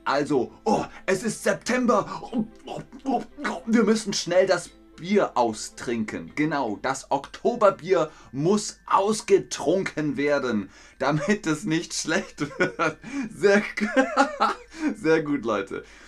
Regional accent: Bavaria, Germany; in Bayern, wo ich herkomme

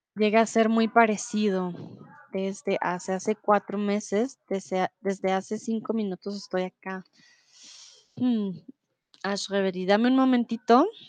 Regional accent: Bogotá, Colombia; now in Germany; soy de Colombia, de Bogotá, eh, comúnmente vivo en Alemania, ahora estoy aquí en Bogotá

